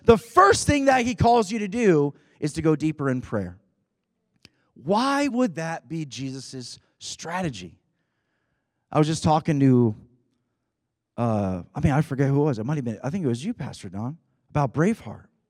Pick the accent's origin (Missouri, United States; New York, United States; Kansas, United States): New York, United States; Rochester; We're from Rochester, New York